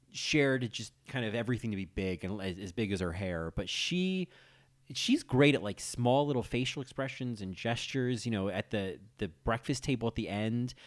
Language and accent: English; New Jersey, United States; growing up in New Jersey